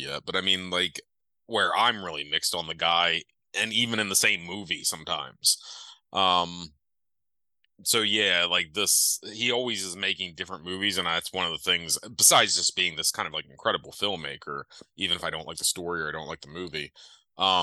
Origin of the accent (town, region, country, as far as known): United States